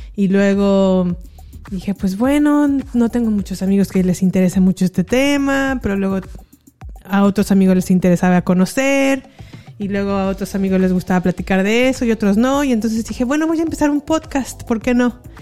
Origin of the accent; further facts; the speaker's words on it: San Miguel de Allende, Guanajuato, Mexico; moved away as an adult; also born or lived in León, Guanajuato / United States; Nací, crecí en San Miguel de Allende